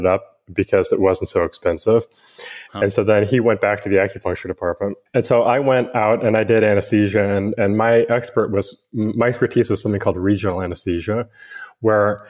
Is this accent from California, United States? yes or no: no; Western Montana, United States; moved away as an adult; also born or lived in Washington; now in San Francisco Bay Area, United States; I grew up in Western Montana